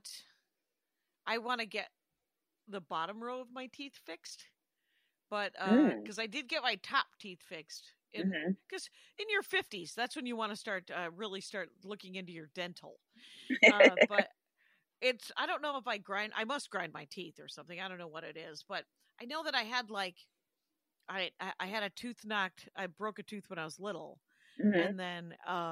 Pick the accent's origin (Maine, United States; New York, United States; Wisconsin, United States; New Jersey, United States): Wisconsin, United States; moved away; I'm from Wisconsin.